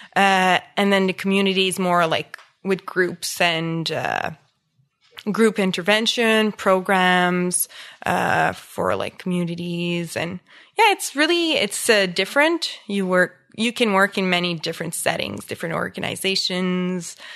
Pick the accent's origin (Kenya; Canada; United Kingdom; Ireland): Canada; Embrun, Ontario; English is a second language; also born or lived in Orleans, Ottawa; I grew up in Embrun, which is a small, uh, French village, uh, east, southeast of Ottawa